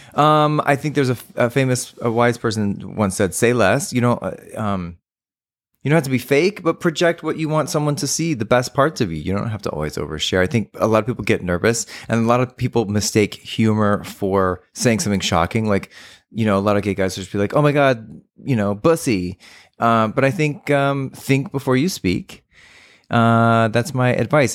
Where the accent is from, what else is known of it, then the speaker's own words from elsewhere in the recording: San Antonio, Texas, United States; when I was growing up in Texas